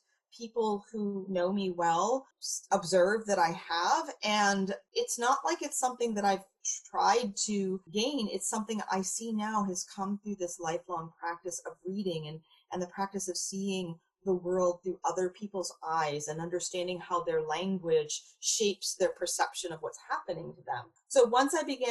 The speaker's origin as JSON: {"language": "English", "region": "rural Maine", "country": "United States", "tie": "born or raised there", "said": "I grew up in rural Maine"}